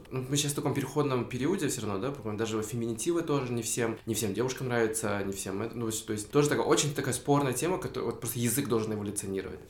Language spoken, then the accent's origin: Russian; Tokmok, Chuy Region, Kyrgyzstan; now in Bishkek, Kyrgyzstan; в Такмак, в свой родной дом